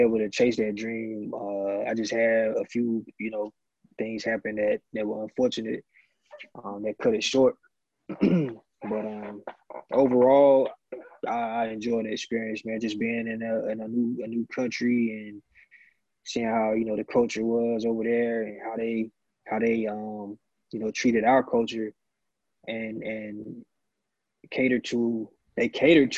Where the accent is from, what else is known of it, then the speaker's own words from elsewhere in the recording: Wilson, North Carolina, United States; also born or lived in France; I'm from North Carolina, small town called Wilson.